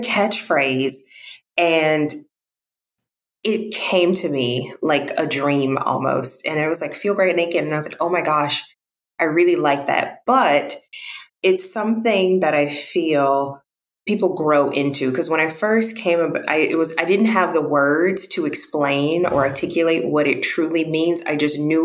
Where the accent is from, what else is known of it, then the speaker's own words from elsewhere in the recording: Mississippi, United States; moved away as an adult; also born or lived in Houston, Texas; now in Los Angeles, United States; I'm from Mississippi. So I'm African-American, Black, I identify as Black. And I'm from the South, born and raised.